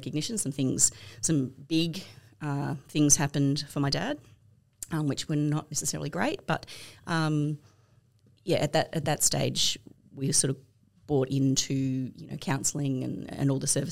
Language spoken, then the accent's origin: English; Albury, New South Wales, Australia; I grew up in Albury Wodonga, a big family in Albury Wodonga